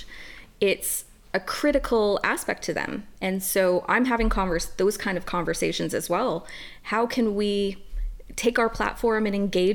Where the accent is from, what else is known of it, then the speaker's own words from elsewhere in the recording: Canada; I'm a Canadian woman.